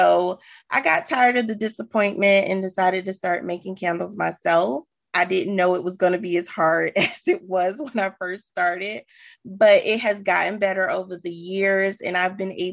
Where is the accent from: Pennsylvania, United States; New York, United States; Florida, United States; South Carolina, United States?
South Carolina, United States; Sumter; moved away as an adult; now in Charlotte, United States; I'm a transplant, actually. I am from Sumter, South Carolina, and I decided to move to Charlotte